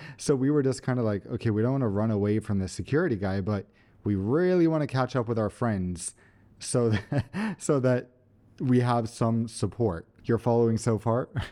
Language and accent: English; Sweden; we're from Sweden.